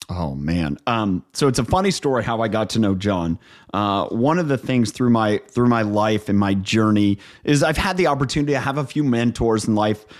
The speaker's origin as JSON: {"language": "English", "region": "Northeast Ohio", "country": "United States", "tie": "born or raised there", "also_born_or_lived": "New York", "moved": "as an adult", "said": "I'm from Ohio. Um, grew up on a dairy farm in Northeast Ohio."}